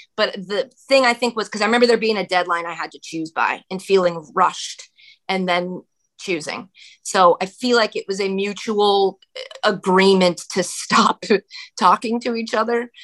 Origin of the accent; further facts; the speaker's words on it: Ashland, Massachusetts, United States; my hometown, Ashland, Massachusetts.